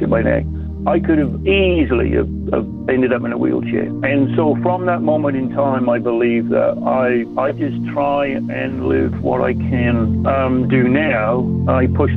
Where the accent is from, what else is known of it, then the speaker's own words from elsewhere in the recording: Wales, United Kingdom; also born or lived in New Zealand; I was born in New Zealand, but I was educated in Wales in the UK